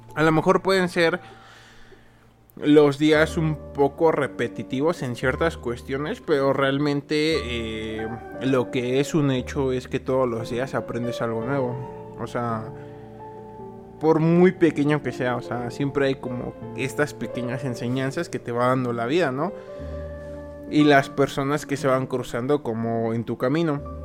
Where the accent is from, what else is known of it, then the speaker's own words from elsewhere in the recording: Mexico; como buen mexicano